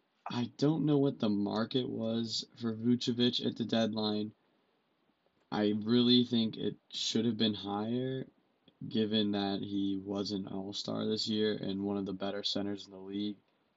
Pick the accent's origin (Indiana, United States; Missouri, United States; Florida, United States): Florida, United States; Orlando; They were part of the core I initially fell in love with as a kid growing up in Orlando.